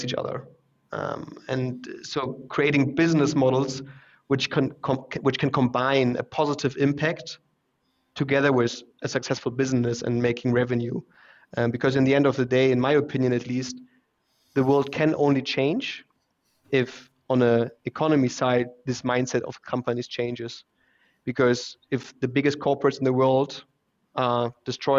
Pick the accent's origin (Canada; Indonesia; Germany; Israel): Germany; Hamburg; English is a second language; moved away as an adult; also born or lived in Shanghai, China / Munich, Germany; now in Vienna, Austria; Originally, I'm from Hamburg in Germany, but now I live in Vienna since 4.5 years